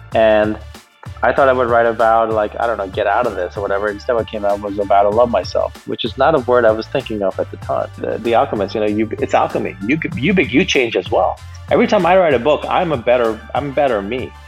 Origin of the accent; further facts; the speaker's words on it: United States; also born or lived in India; I was born in India. Uh, my parents moved to the U.S. when I was a little kid, so I grew up in America. I'm American